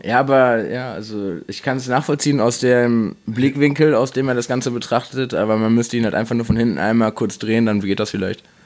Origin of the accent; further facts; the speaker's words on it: Dortmund, North Rhine-Westphalia, Germany; Als Dortmunder